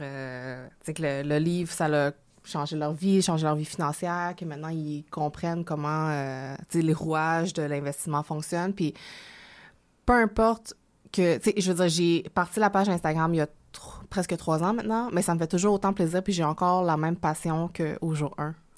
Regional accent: Quebec, Canada; accent: Quebec French; also born or lived in Hong Kong; je suis née à Hong Kong, en Chine, et je suis venue au Canada lorsque j'avais 6 ans

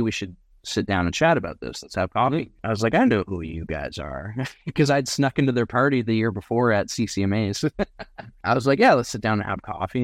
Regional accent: Surrey, British Columbia, Canada; also born or lived in Cariboo, British Columbia; I'm from Surrey, BC, which is not at all known for being country.

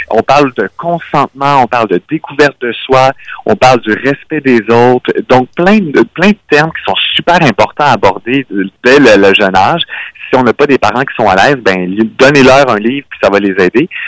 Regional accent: Canada; On n'est peut-être pas international, mais on est canadien, ah oui.

